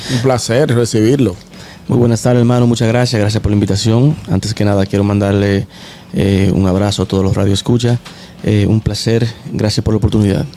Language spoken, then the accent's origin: Spanish; Dominican Republic; also born or lived in Lawrence; como buen dominicano